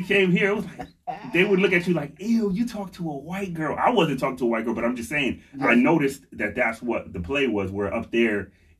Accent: Lynn, Massachusetts, United States; also born or lived in Harrisburg, Pennsylvania; now in Pennsylvania, United States; So I grew up in Lynn, Massachusetts. It was about half hour up the highway from Boston.

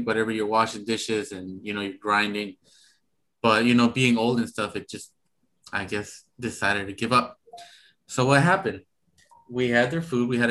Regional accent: Sacramento, California, United States; I grew up in South Sac

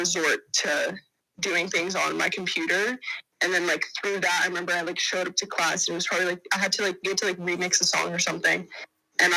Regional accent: Los Angeles, California, United States; I'm from Los Angeles, California

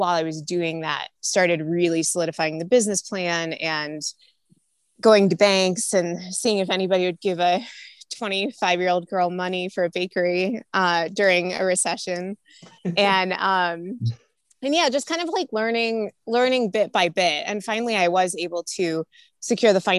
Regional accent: Illinois, United States; moved away as an adult; now in Denver, United States; I'm originally from Illinois. I'm a Midwest girl, grew up there, went to college there.

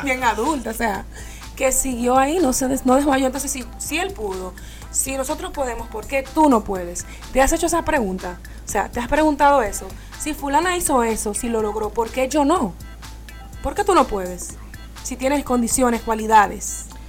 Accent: Dominican Republic; moved away as an adult; now in United States; me fui por el área de la comunicación allá en mi país, República Dominicana

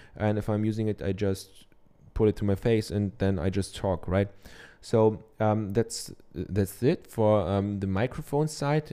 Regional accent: Germany; accent: German; English is a second language; I'm from Germany, I have a German accent

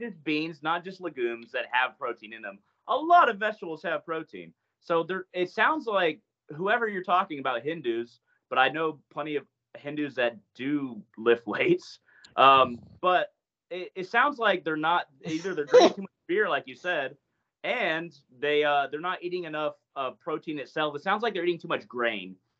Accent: United States; I'm American

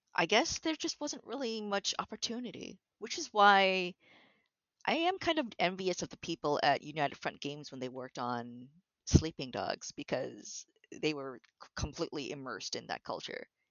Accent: Toronto, Ontario, Canada; I was born and raised in Toronto, actually

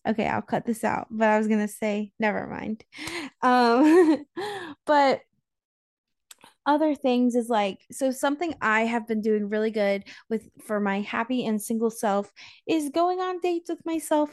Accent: North Carolina, United States; now in Florida, United States; I grew up in North Carolina and in my small town

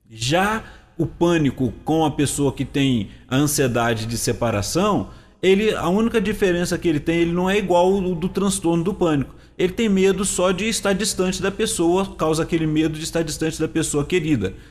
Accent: Rio de Janeiro, Brazil; vim lá do interior do Rio

